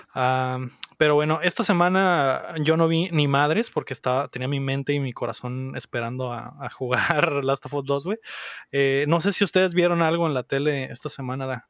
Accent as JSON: {"language": "Spanish", "region": "Mexico City", "country": "Mexico", "tie": "born or raised there", "moved": "yes", "said": "crecí en, en la Ciudad de México"}